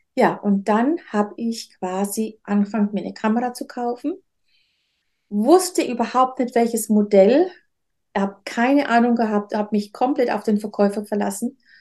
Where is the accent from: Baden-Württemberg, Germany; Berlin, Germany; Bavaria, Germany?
Bavaria, Germany; Nuremberg; now in Rhön, Germany; Ich bin eigentlich in Nürnberg geboren